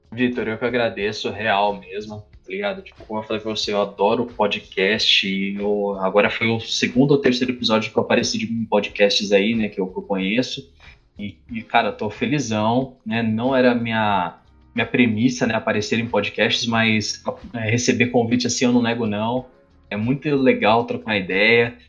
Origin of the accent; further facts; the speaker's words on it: São Paulo, Brazil; also born or lived in Osasco; Eu nasci no Rio Pequeno, velho. Do lado, do lado de Osasco